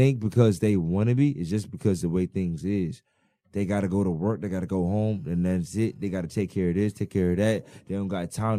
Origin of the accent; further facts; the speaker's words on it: Bahamas; I'm from the Bahamas.